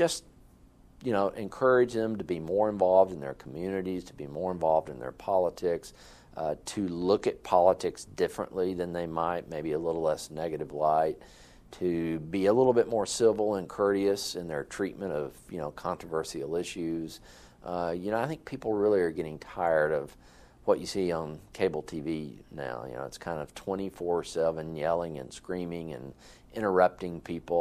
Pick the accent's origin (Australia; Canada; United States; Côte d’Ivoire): United States; the South; now in Kansas, United States; I'm from the South